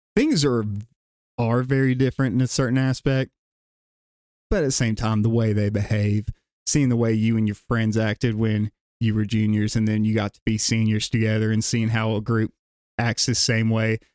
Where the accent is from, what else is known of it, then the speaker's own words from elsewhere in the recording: Gadsden, Alabama, United States; born and raised in the South Side of Gadsden area